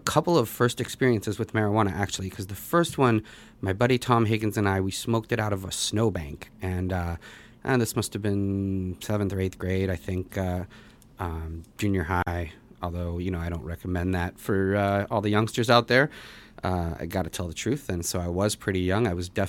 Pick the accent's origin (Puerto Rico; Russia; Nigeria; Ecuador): Russia; born there; I was born in Russia